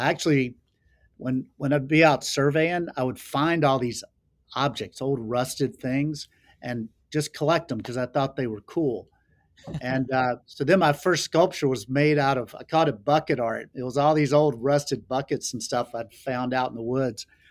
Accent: Laurinburg, North Carolina, United States; moved away as an adult; also born or lived in Charlotte, North Carolina / Florida / Montana; I was born in North Carolina, so I consider myself a Carolina boy and grew up, you know, running through the woods with my brothers

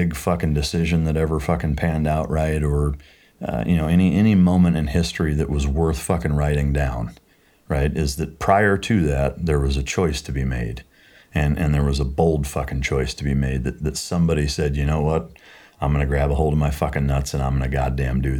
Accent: Iowa, United States; moved away as an adult; also born or lived in San Diego, United States; now in Texas, United States; growing up in Iowa, went to San Diego and was on active duty there the whole time

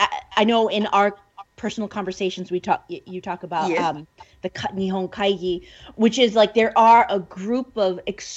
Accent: Japan; when I was growing up in Japan

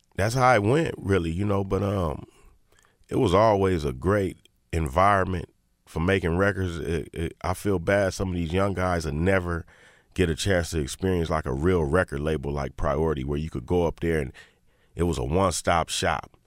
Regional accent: Inglewood, California, United States; I'm from Inglewood

